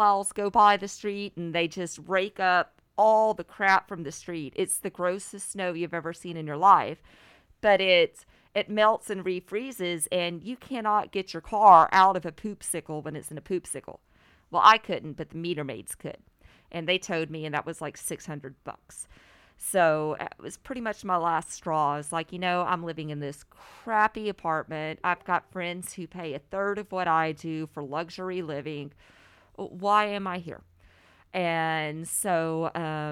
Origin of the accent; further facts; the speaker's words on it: a little town outside of Shreveport, Louisiana, United States; moved away as an adult; also born or lived in Boston, Massachusetts; I'm originally from a little town outside of Shreveport, Louisiana.